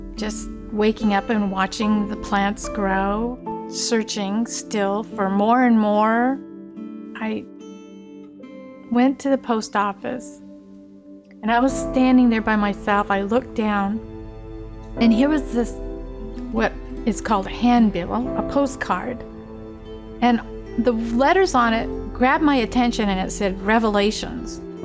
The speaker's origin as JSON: {"language": "English", "town": "Sitka", "region": "Alaska", "country": "United States", "said": "I'm Tlingit Indian from Sitka, Alaska"}